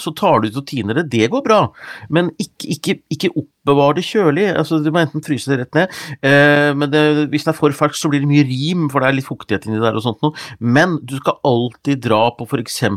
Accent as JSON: {"language": "Norwegian", "town": "Gjøvik", "region": "Innlandet", "country": "Norway", "said": "jeg er fra Gjøvik"}